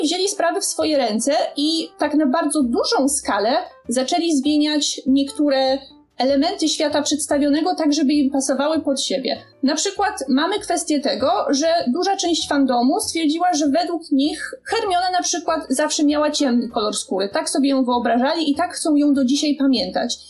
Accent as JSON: {"language": "Polish", "town": "Bielsko-Biała", "region": "Silesian Voivodeship", "country": "Poland", "moved": "yes", "lives_now": "Warsaw, Poland", "said": "u mnie w Bielsku premiery Harry'ego Pottera o północy to był szał"}